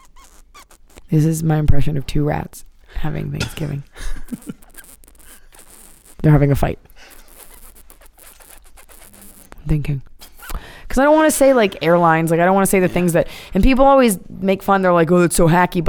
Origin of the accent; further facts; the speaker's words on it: Dallas, Texas, United States; I'm from Dallas, Texas, so there's not a lot of, like, Hollywood aspects there